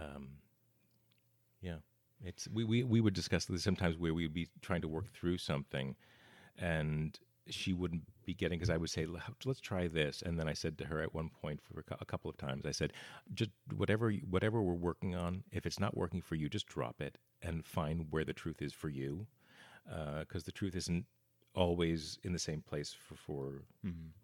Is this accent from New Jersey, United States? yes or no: yes; Bergen County, New Jersey, United States; also born or lived in Los Angeles, United States; now in Portland, United States; originally New Jersey, right outside New York uh, in Bergen County